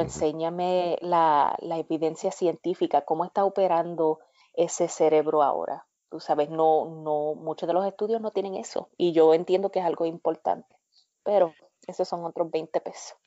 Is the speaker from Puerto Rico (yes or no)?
yes; Cidra, Puerto Rico; moved away as an adult; now in United States; yo me crié en Sidra